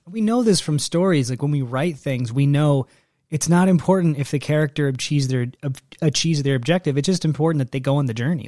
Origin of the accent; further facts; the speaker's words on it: Texas, United States; moved away; I, I grew up in Texas where we had tornadoes